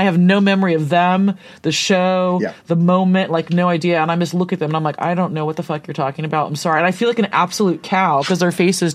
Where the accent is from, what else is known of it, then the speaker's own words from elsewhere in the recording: Santa Cruz, California, United States; moved away; I grew up in the best place in the universe, which is Santa Cruz in Northern California